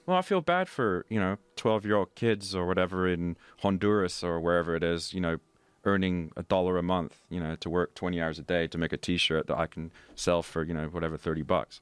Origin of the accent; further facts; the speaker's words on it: London, United Kingdom; I was born and raised in London, very cosmopolitan.